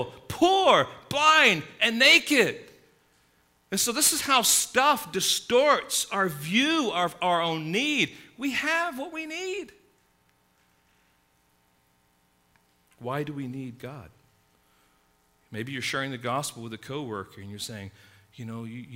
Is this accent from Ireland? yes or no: no; England, United Kingdom; now in United States; growing up in England, middle-class England